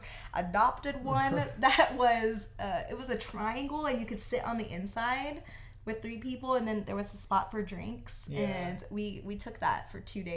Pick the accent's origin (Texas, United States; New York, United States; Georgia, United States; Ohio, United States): Texas, United States; we're from Texas